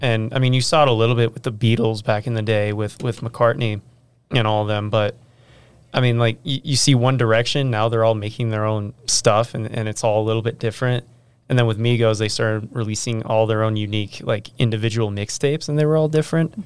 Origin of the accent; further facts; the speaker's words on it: Riverton, Utah, United States; I'm from the Riverton area as well